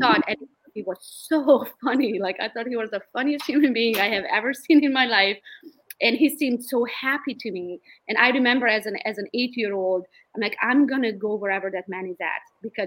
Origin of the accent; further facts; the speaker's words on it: Romania; English is a second language; also born or lived in Pinckney, Michigan; now in Michigan, United States; Originally, I'm from Romania